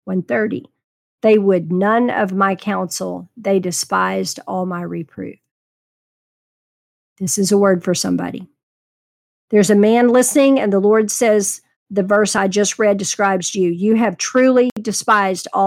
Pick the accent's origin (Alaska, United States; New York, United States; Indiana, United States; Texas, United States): Texas, United States; I was raised in Texas